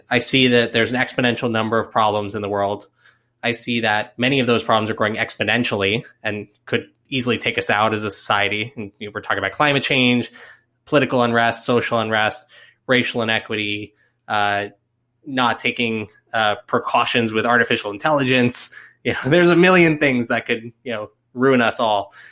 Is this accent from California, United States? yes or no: no; Florida, United States; now in Atlanta, United States; am from Florida originally